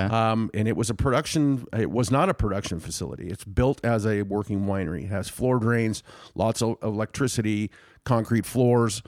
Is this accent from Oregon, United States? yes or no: yes; Willamette Valley, Oregon, United States; I grew up in the Willamette Valley of Oregon